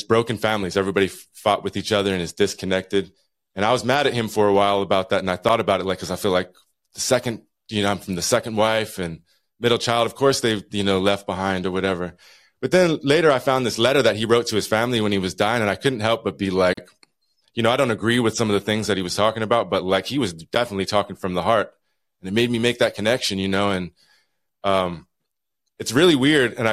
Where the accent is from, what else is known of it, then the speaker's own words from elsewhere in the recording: Utah, United States; now in Juneau, United States; I'm from, I grew up in Utah